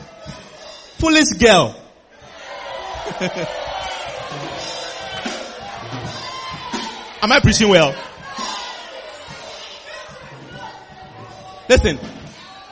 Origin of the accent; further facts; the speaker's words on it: Volta, Ghana; now in Kumasi, Ghana; I am an Ewe. I come from the Wota region